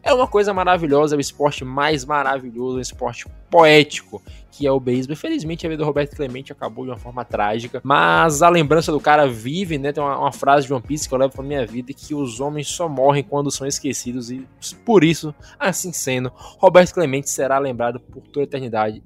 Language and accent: Portuguese; Brazil; nós brasileiros, nós também somos latinos